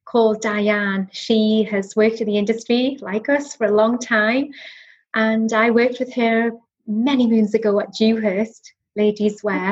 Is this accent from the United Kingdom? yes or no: yes; Northumberland, North East England, United Kingdom; accent: Newcastle twang; moved away as an adult; now in Cheshire, United Kingdom; I'm from the northeast. I grew up in Northumberland.